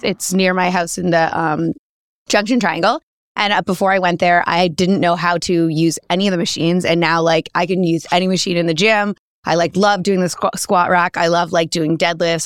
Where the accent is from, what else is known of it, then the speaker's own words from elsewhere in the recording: New Zealand; moved away; also born or lived in Australia; I'm from New Zealand